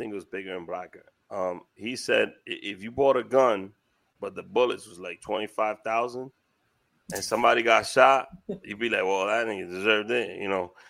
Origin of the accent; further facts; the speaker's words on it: New York City, New York, United States; I'm from Washington Heights